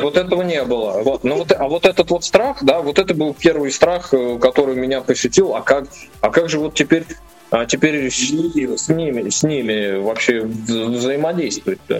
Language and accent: Russian; Nizhny Novgorod, Nizhny Novgorod Oblast, Russia; тоже из Нижнего Новгорода, да, но мы жили на другом конце города